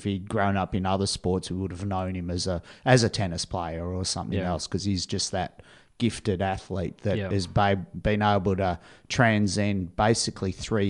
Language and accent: English; Australia